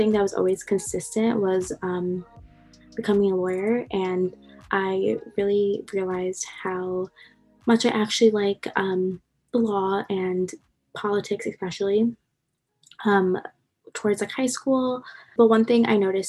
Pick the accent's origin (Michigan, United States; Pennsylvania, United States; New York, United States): New York, United States; Long Island; moved away as an adult; now in New Jersey, United States; I'm from Long Island, New York, so I'm an out-of-state student